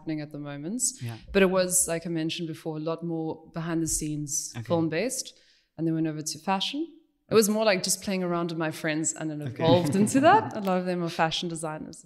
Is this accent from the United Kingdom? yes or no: no; Bloemfontein, Free State, South Africa; also born or lived in Cape Town, South Africa; now in Germany; I'm from Bloemfontein in South Africa originally. It's a very small town. And then moved over to Cape Town, which I've been there for about 9 years